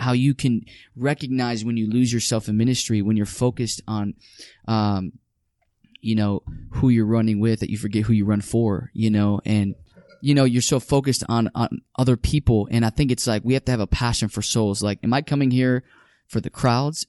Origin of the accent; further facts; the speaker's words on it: Chicago, Illinois, United States; South side of Chicago